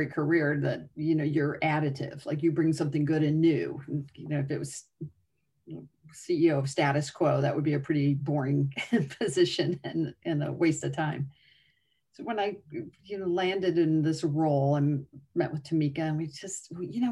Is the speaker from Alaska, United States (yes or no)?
no; Northwest Indiana, United States; I grew up in Northwest Indiana.